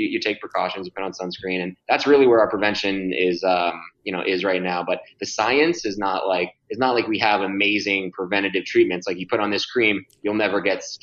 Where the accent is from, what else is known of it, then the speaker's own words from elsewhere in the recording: Florida, United States; I grew up in Florida playing tennis